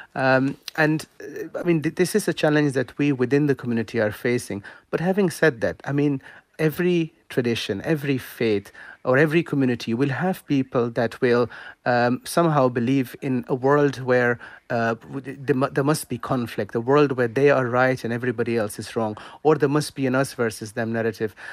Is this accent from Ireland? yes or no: yes; Ireland; being Irish and being Muslims